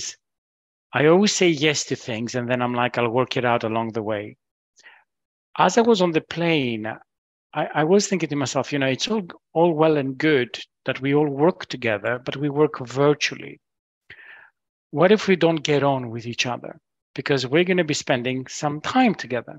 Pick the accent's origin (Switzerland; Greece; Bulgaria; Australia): Greece; now in United Kingdom; I'm originally from Greece